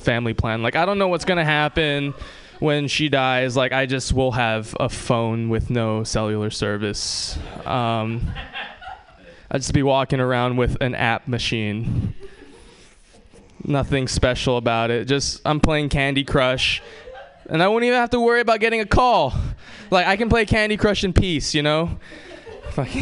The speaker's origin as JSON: {"language": "English", "region": "Hawaii", "country": "United States", "tie": "born or raised there", "moved": "yes", "said": "I'm from Hawaii"}